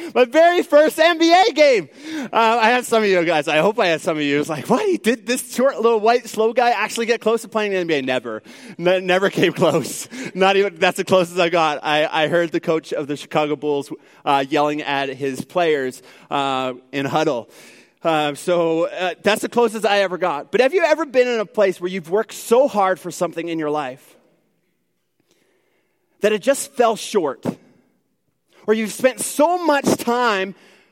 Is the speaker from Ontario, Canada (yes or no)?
no; Newfoundland and Labrador, Canada; now in Edmonton, Canada; I am originally from Newfoundland, so if there's like a few words you need to like sort of wonder what I'm saying, well, it's my accent probably coming out a little bit.